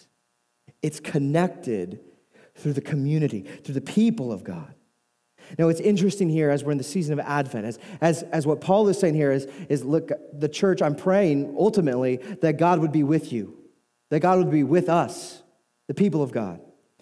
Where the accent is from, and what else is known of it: United States